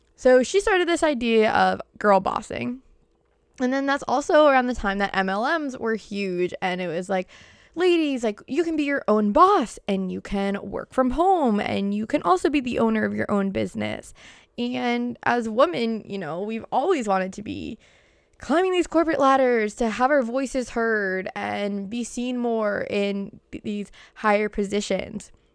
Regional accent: Boston, Massachusetts, United States; accent: Boston; my Boston accent

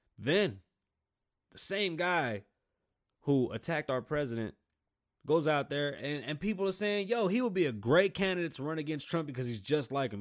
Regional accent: New York City, New York, United States; now in Las Vegas, United States; I grew up in New York City, and then I came to Las Vegas

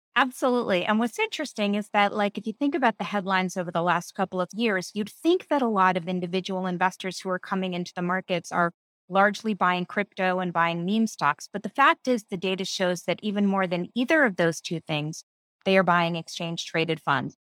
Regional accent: New York City, New York, United States; I grew up here in New York City.

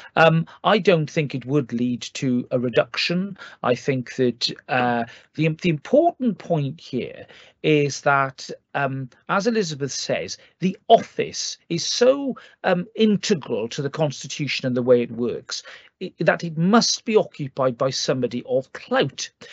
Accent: Wales, United Kingdom; as a Welshman

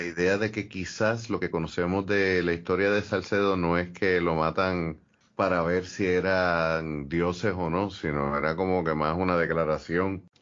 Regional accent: Puerto Rico

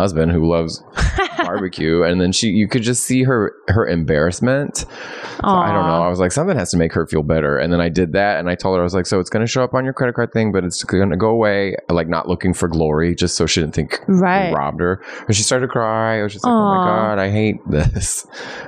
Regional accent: Fort Worth, Texas, United States; I'm from Fort Worth

